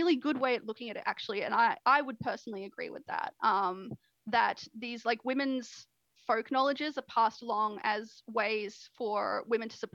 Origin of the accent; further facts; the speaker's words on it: Australia; I'm an Australian